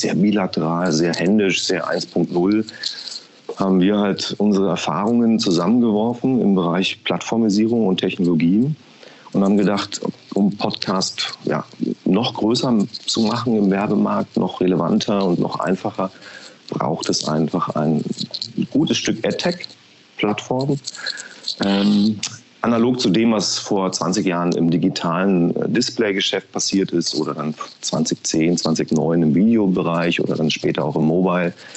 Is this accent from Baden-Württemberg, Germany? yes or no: no; Berlin, Germany; moved away as an adult; also born or lived in Potsdam / Frankfurt / Düsseldorf; now in Munich, Germany; bin geboren in Potsdam, aufgewachsen in Berlin, meine ersten 20 Jahre dort verbracht im Ostteil der Stadt